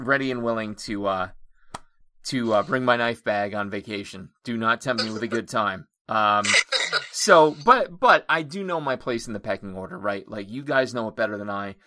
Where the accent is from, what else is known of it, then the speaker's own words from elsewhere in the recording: Honesdale, Pennsylvania, United States; My hometown is Honesdale, Pennsylvania